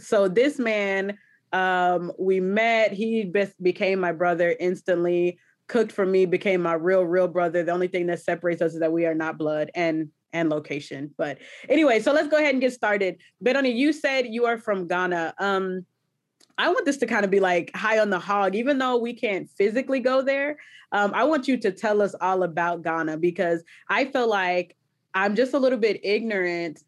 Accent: the South, United States; nobody has hospitality down like the south

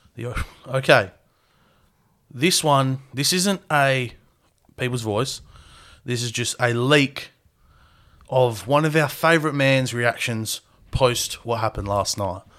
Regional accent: Australia; We're Australian.

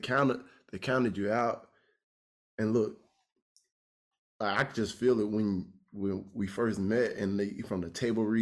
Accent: Pensacola, Florida, United States; I'm from Pensacola. I don't know you met anybody from Pensacola, but I'm from Pensacola, small little town that got big people coming out of it.

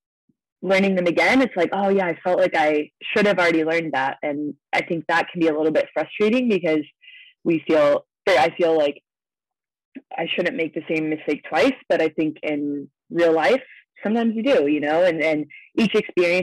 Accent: Ohio, United States; now in Las Vegas, United States; I grew up in Ohio

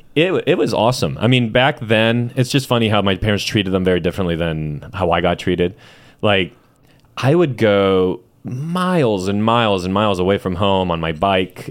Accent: Chula Vista, California, United States; also born or lived in Mexico City, Mexico; I was only there for, um, three years, and then I was raised in Chula Vista

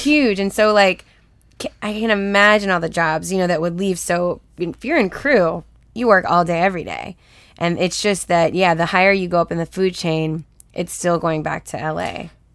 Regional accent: Houston, Texas, United States; also born or lived in Los Angeles, United States; now in Atlanta, United States; I'm from Texas, so it's way hotter in Houston.

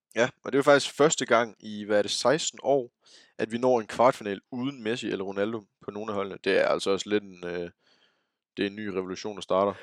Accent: Denmark

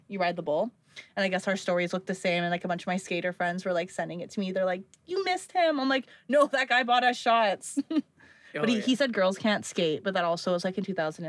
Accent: Canada; because we're Canadian.

